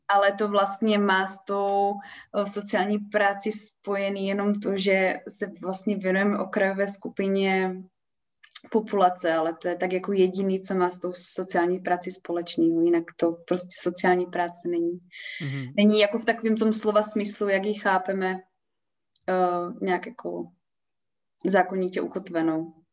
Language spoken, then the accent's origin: Czech; Olomouc, Olomouc Region, Czechia; já jsem prostě z Olomouce, já jsem z Olomouci úplně uh, velice úzce spjatá